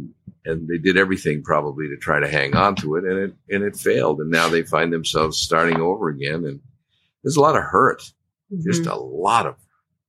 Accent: Maine, United States; Yeah, just a kind of a country boy from Maine.

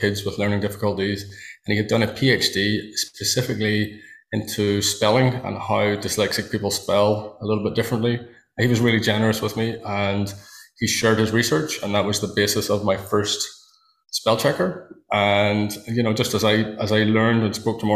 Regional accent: Northern Ireland, United Kingdom; I live in Northern Ireland. I was brought up on a farm in a pretty rural part of the world

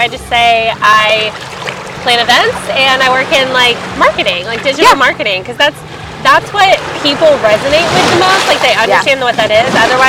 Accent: Nashville, Tennessee, United States; I was born in January 1994 in Nashville, Tennessee. My parents are from Massachusetts. So the time I was raised up until school, I was raised like I was from New England.

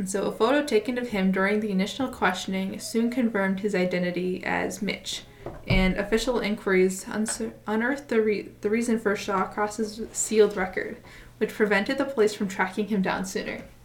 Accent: United States; we are both from the United States

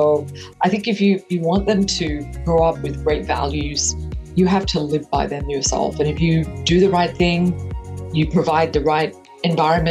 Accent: Mareeba, far north Queensland, Australia; moved away as an adult; also born or lived in Houston, Texas; now in United States; I grew up in far north Queensland in a place called Merewini

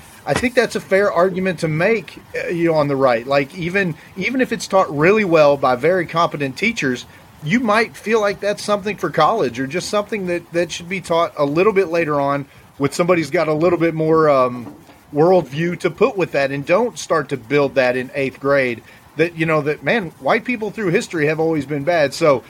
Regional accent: Virginia, United States; as a white guy growing up in Virginia.

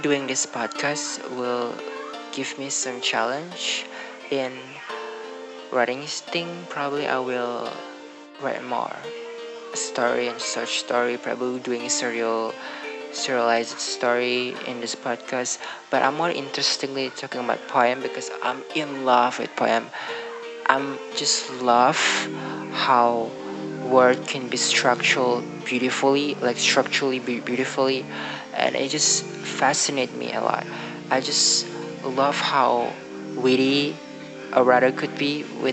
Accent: Indonesia; English is a second language; English is not my first language. It's not my native language. So I'm from Indonesia

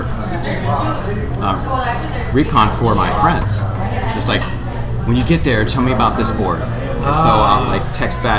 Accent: Rhode Island, United States; I'm from Rhode Island. That's where I live

